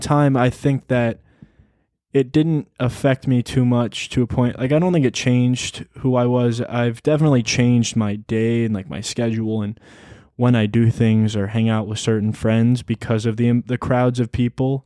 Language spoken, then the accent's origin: English; New York, United States; also born or lived in Arizona; when I moved from Arizona to New York